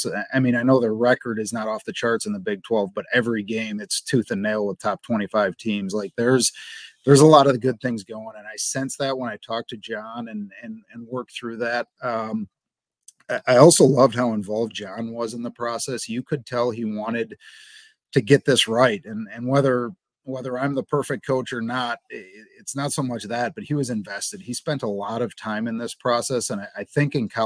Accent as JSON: {"language": "English", "region": "Wisconsin", "country": "United States", "also_born_or_lived": "Central Michigan", "moved": "as an adult", "lives_now": "Cincinnati, United States", "said": "I'm from Wisconsin"}